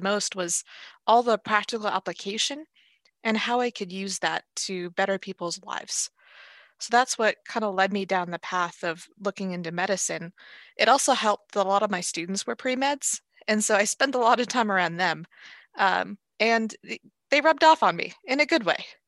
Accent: Los Angeles, California, United States; moved away as an adult; also born or lived in Seattle; now in Everett, United States; I grew up in Los Angeles, and I, I moved to Seattle when, in my early twenties

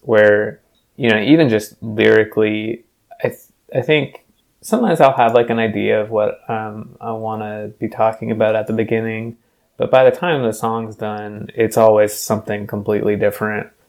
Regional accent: Louisville, Kentucky, United States; moved away as an adult; also born or lived in North Carolina; now in Seattle, United States; I grew up in Louisville through high school, and then I left to go to college in North Carolina

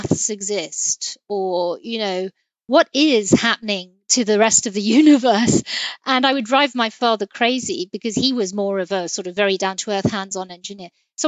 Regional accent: London, United Kingdom; I was raised in London

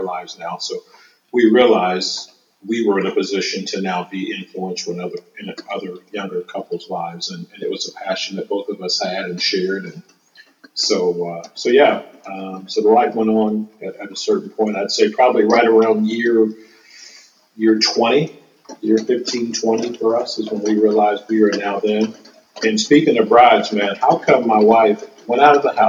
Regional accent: Indianapolis, Indiana, United States; I am born and raised in Indianapolis, Indiana. Have never been out of this state for longer than 2 weeks

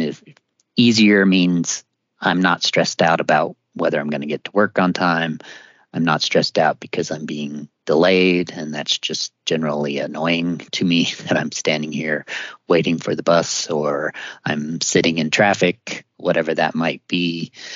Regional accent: Missouri, United States; I grew up in Missouri

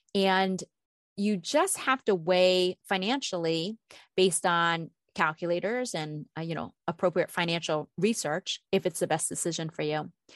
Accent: East Coast, United States; moved away as an adult; now in Minnesota, United States; I grew up on the East Coast until I was thirty, and when I moved to Minnesota where I've been for, you know, almost twenty years

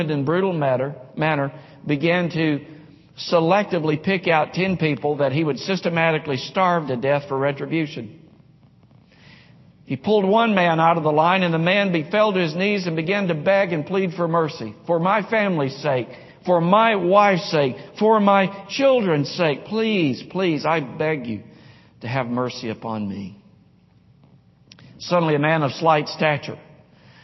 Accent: Nashville, Tennessee, United States; Growing up in Nashville in the 5th and 6th grade, played baseball all through school, all through high school, but when I was a kid, we'd play pickup baseball games in a cove, a cul-de-sac off of James Road, James Court in Nashville, West Nashville.

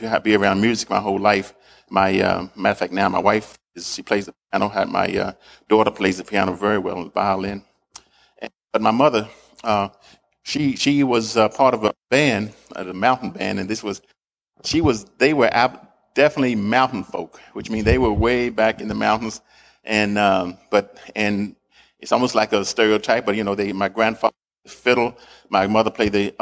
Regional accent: the South, United States; I was born in the South, and I was in the 50s there.

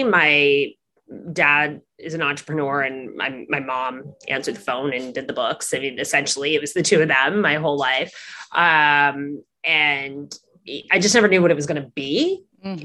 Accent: Midwest, United States; I grew up in the Midwest. Mm-hmm. I'm the first person in my family to go to college.

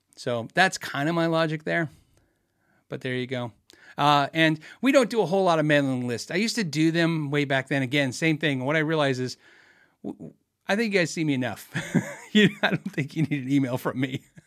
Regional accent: Tucson, Arizona, United States; I grew up in Tucson, Arizona

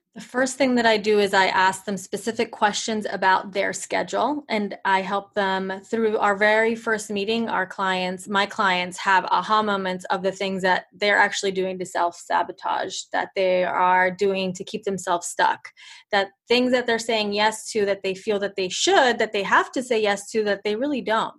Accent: Italy; moved away; I am from Italy

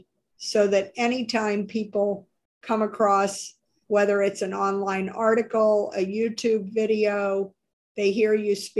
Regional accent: New Orleans, Louisiana, United States; moved away; in the South, I grew up in New Orleans.

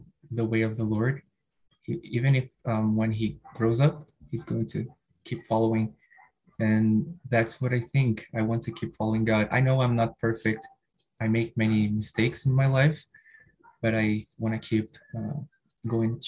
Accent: Rio de Janeiro, Brazil; first language Portuguese; English is a second language; now in São Paulo, Brazil; I was born and raised in Rio de Janeiro

